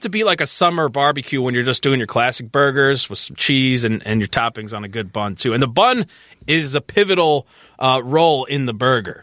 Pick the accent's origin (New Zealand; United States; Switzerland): United States; Chicago northwest suburbs, Illinois; I grew up near Hackney's